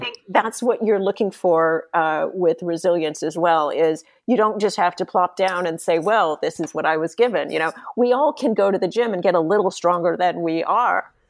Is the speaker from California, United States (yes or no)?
yes; San Diego, California, United States; born or raised there